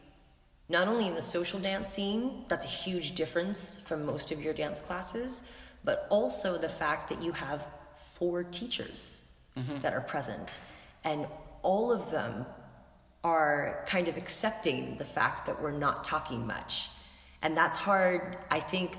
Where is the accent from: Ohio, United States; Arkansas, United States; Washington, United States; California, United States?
California, United States; San Francisco; moved away as an adult; now in New York, United States; I'm originally from San Francisco, but now I've been in New York for about 12 years